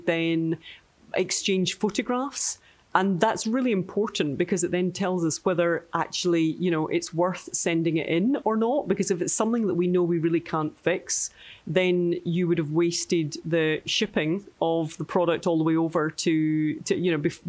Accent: Scotland, United Kingdom; we're Scottish

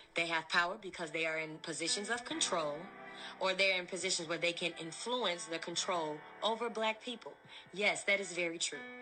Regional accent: Villa Park, Illinois, United States; I grew up in Villa Park, Illinois, was the only black girl on an all-white cheerleading squad

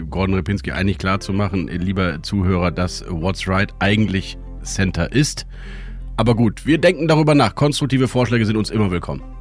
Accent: Rhineland, Germany; Wir Rheinländer haben das bei uns frühzeitig schon

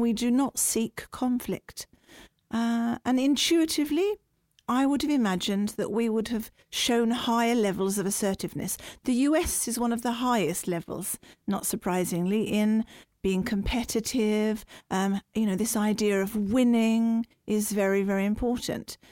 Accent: United Kingdom; now in Norway; as a British person

